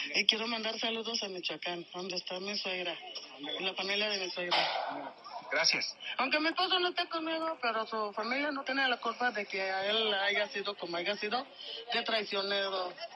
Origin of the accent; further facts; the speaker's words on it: Venezuela; moved away as an adult; also born or lived in Madrid, Spain; now in Mexico City, Mexico; después de haber abandonado mi país, Venezuela